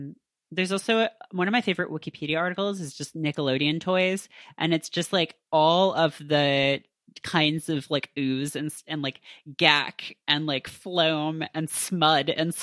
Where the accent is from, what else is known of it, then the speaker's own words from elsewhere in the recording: Canada; I grew up in Canada, and so I had a very limited access to it.